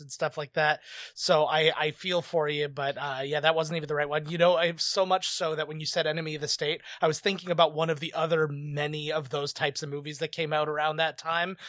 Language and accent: English; Canada; I'm Canadian